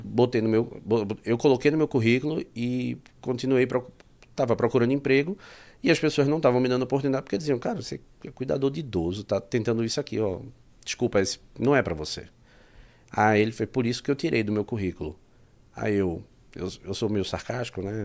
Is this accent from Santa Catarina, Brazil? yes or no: no; Pernambuco, Brazil; moved away as an adult; now in Portugal; eu sou de Pernambuco